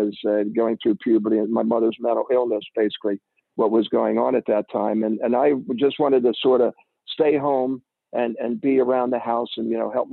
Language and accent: English; Glenolden, Pennsylvania, United States; I grew up in Delaware County in Glen Olden, right south of the airport, the first, second exit south of the airport on 95. And I grew up there, and I went to Interboro High School